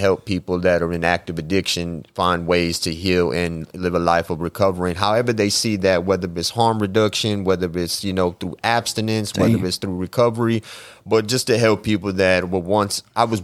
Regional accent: Austin, Texas, United States; born and raised in Metropolis

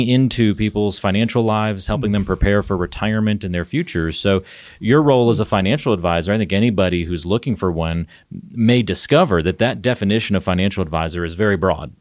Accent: the South, United States; moved away; I grew up in the South

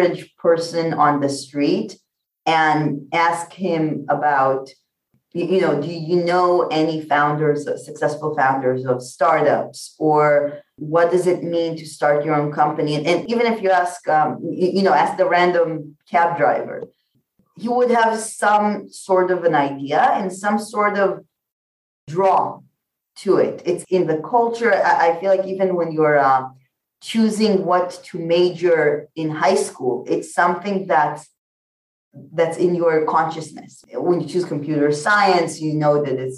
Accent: Israel; I was born and bred in Israel

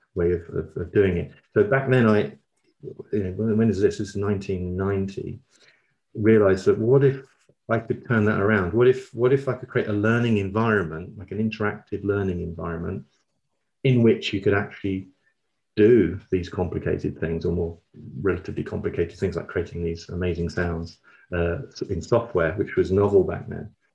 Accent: London, United Kingdom; moved away as an adult; also born or lived in Copenhagen, Denmark / Manchester / York; now in Brighton, United Kingdom; I was born in Copenhagen, uh, in in Denmark, uh, but quickly, as you can tell from my accent, moved to London um, and grew up in South London.

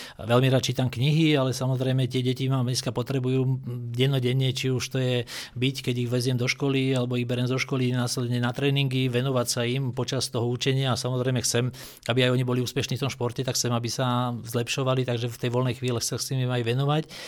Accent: Dolný Kubín, Žilina Region, Slovakia; moved away; vyrastal som v Dolnom Kubíne

